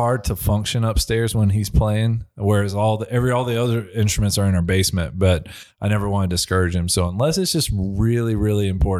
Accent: Clarksville, Indiana, United States; I am from Clarksville, Indiana. So this is my home. You know, I'm almost 40 now, and I think I've moved about 12 miles like in separation my whole life. So kind of homegrown here.

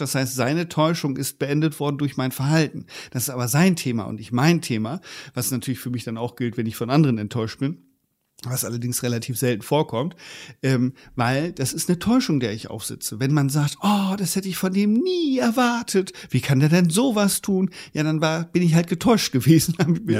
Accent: Germany; bei uns in Deutschland, also zumindest in der Generation, wo ich aufgewachsen bin

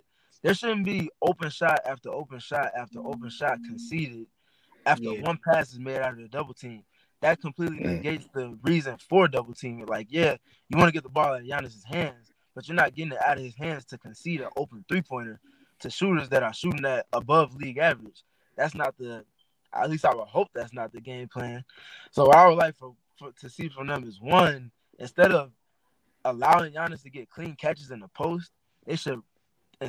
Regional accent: Maywood, Illinois, United States; I'm from Maywood, Illinois, about 15 minutes west of Chicago

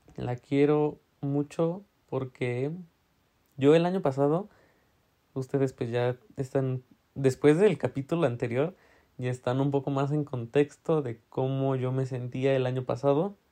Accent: Tlaxiaco, Oaxaca, Mexico; now in Puebla, Mexico; de donde soy, de Tlagiaco

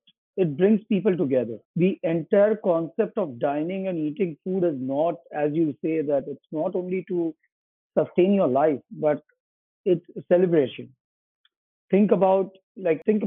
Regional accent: Mumbai, Maharashtra, India; moved away as an adult; also born or lived in Ahmedabad, Gujarat / Singapore / Cleveland / Atlanta; now in New York City, United States; I come from Mumbai. I was grown in a small city in Gujarat is a state in India called Ahmedabad. But I've lived all my life in Mumbai till the time I was in India

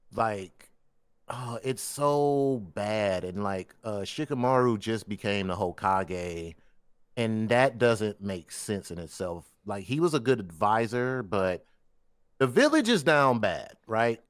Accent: Detroit, Michigan, United States; growing up in Detroit

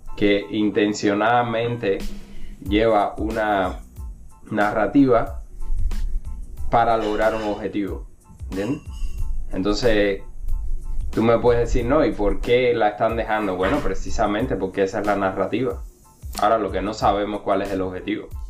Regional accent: Cuba; now in United States; desde que salí de Cuba

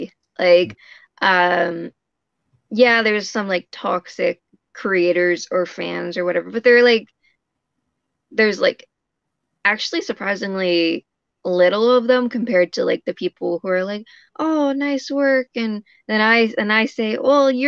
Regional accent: Canada; I'm a Canadian comic illustrator.

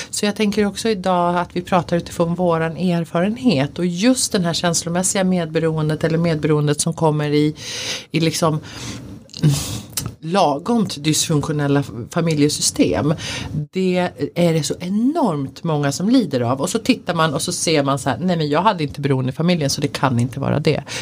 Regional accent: Sweden; jag är en svensk kvinna född i en svensk kultur.

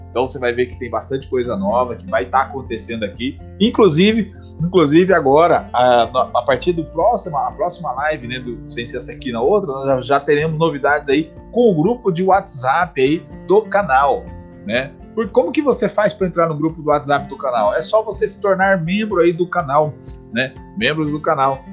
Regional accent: Cuiabá, Mato Grosso, Brazil; Nós que somos cuiabano

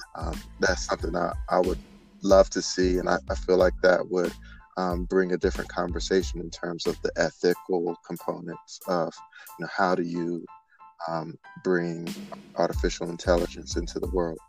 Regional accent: Greensboro, North Carolina, United States; moved away as an adult; also born or lived in Georgia; I am originally from Greensboro, North Carolina

